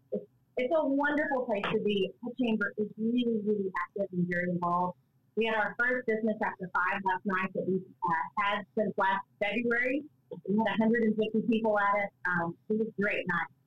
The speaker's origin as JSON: {"language": "English", "town": "Lufkin", "region": "Texas", "country": "United States", "tie": "born or raised there", "also_born_or_lived": "Fort Worth, Texas", "said": "I'm born and raised in Lufkin."}